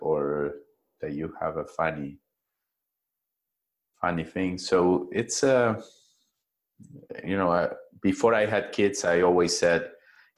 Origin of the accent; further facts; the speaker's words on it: Buenos Aires, Argentina; now in Costa Rica; I grew up in a big city. I was born in Argentina, in Buenos Aires, and I was sent to a traditional school